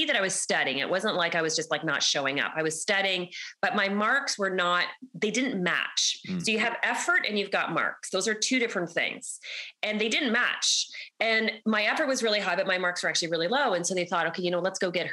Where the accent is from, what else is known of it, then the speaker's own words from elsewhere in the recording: Canada; accent: Canadian; I'm Canadian, everybody. So you're going to hear my Canadian accent.